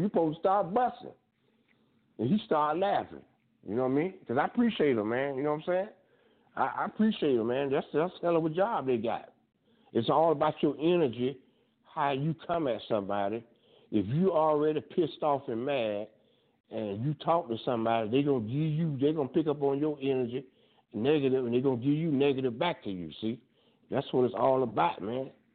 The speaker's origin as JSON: {"language": "English", "town": "Fort Lauderdale", "region": "Florida", "country": "United States", "moved": "yes", "said": "I'm from Fort Lauderdale"}